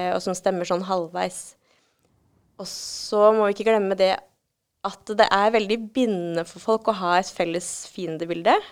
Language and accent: Norwegian; Norway; vi er jo nordmenn